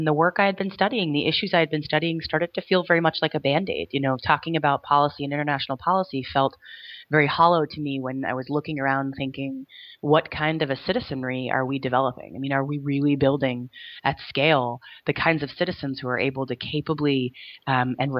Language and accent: English; New Jersey, United States; I grew up in New Jersey